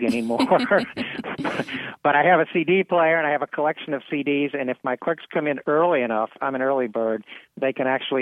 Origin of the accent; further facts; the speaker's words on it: New Orleans, Louisiana, United States; when I was a kid growing up in New Orleans